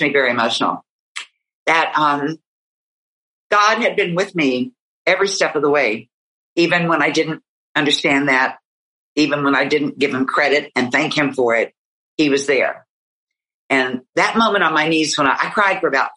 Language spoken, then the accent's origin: English; West Virginia, United States; here in my home state